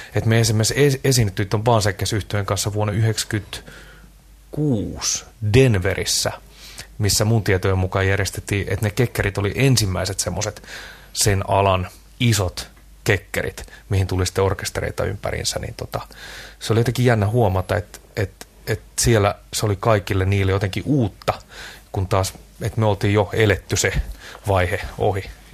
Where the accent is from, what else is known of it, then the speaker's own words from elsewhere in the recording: Hamina, Kymenlaakso, Finland; mä oon Haminasta kotoisin